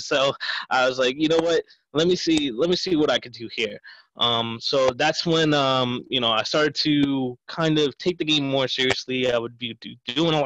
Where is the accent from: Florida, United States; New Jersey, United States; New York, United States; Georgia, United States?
New York, United States; Ronkonkoma; I was born and raised in Long Island, so specifically Ronkonkoma